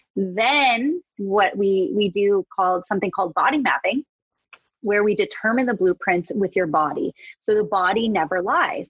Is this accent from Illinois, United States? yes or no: no; Wisconsin, United States; moved away; I'm from Wisconsin, uh, I was in my childhood bedroom